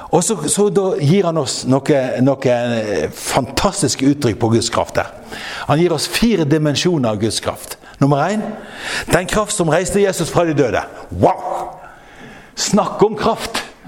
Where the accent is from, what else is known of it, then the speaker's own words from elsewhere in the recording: Frekhaug, Vestland, Norway; moved away; jeg har en lillebror hjemme på Frekkhaug som er en fantastisk velsignelse for meg. Han har, han har eh, han har eh, familiegården